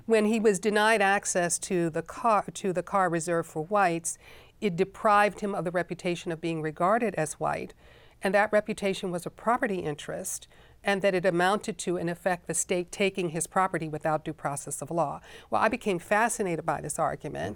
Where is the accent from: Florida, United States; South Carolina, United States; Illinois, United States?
Illinois, United States; Chicago; I found myself teaching, uh, in Chicago, in my hometown